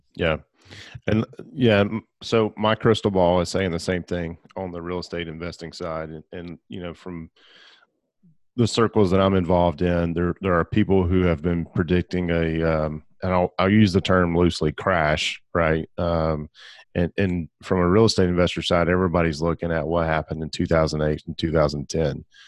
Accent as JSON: {"language": "English", "region": "Alabama", "country": "United States", "tie": "born or raised there", "also_born_or_lived": "Gadsden, Alabama / Birmingham, Alabama", "said": "I grew up in Alabama, and I spent all of the last ten years of my life, uh, in Gadsden and Birmingham."}